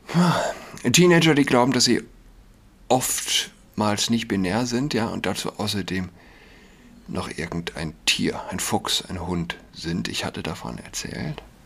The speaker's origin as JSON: {"language": "German", "region": "Saarland", "country": "Germany", "tie": "born or raised there", "said": "Verdun ist nicht weit von meiner Heimat, dem Saarland."}